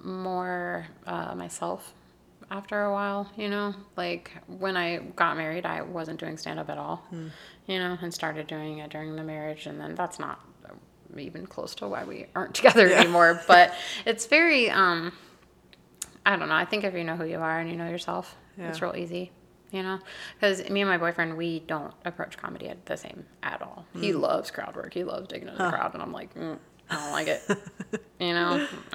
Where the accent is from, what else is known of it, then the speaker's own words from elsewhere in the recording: North Carolina, United States; Because I'm from North Carolina, and it gets hot there.